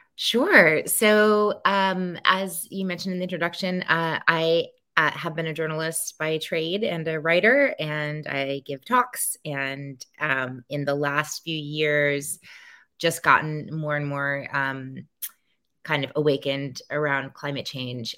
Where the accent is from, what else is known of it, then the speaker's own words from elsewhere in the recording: New Orleans, Louisiana, United States; my hometown of New Orleans